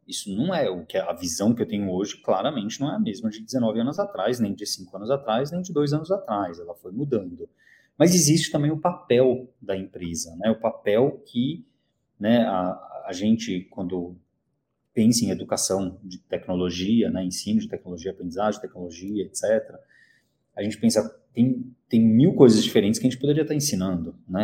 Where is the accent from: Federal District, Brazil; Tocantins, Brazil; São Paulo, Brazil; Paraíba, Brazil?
São Paulo, Brazil; also born or lived in Cologne, Germany / South Korea; Eu moro em São Paulo, nasci em São Paulo, morei dois anos na Alemanha quando eu tinha 18 anos, em Colônia